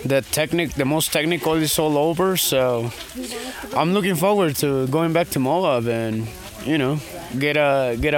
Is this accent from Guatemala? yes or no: yes; Guatemala; now in Florida, United States; I'm from Guatemala, but I live in Florida.